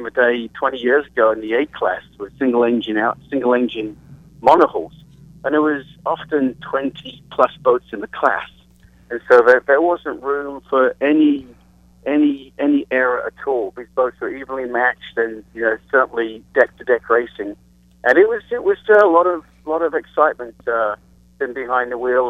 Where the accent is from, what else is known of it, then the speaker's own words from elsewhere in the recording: England, United Kingdom; And so that's where I was from.